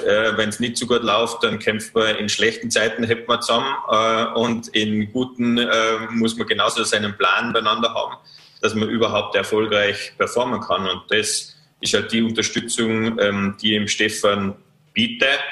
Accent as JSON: {"language": "German", "region": "Vorarlberg", "country": "Austria", "said": "als Vorarlberger"}